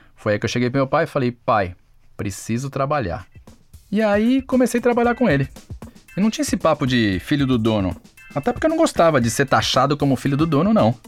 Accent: Santo André, São Paulo, Brazil; Lá onde eu nasci mesmo, em Santo André

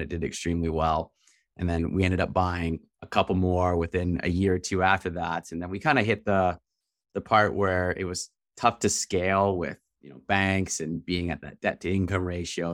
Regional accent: Canada; We're from Canada

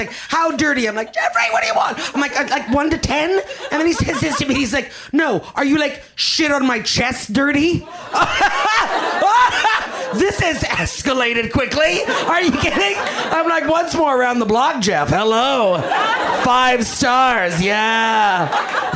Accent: Canada; now in Los Angeles, United States; I'm Canadian

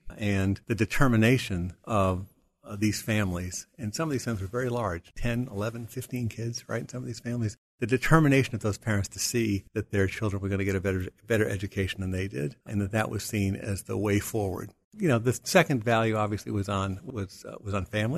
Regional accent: Providence, Rhode Island, United States; in that neighborhood in Providence, Rhode Island

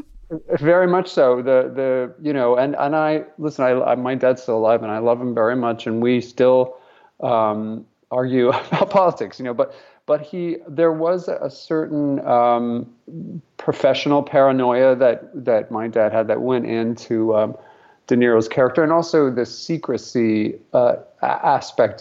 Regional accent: Albuquerque, New Mexico, United States; we grew up in a in Albuquerque, New Mexico

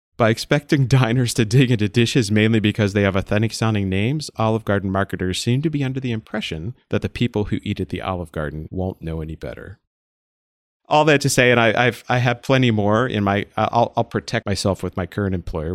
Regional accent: East Coast, United States; I grew up on the East Coast.

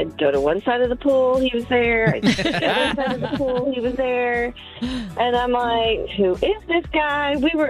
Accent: Houston, Texas, United States; We grew up in Houston area.

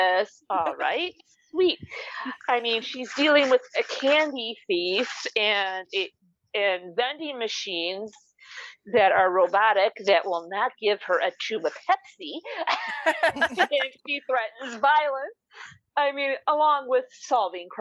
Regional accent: Wisconsin, United States; the north woods of my home state, Wisconsin

